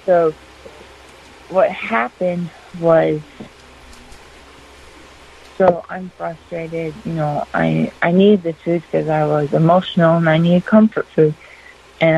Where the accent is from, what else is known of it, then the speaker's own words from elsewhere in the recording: Northern Minnesota, United States; I'm from Northern Minnesota